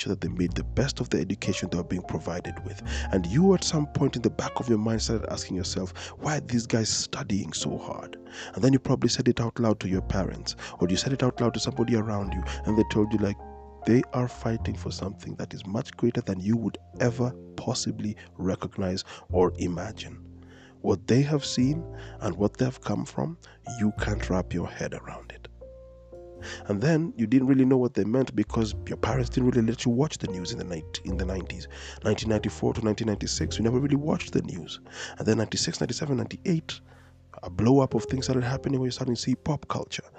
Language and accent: English; Kenya; a person who's been born and raised in Kenya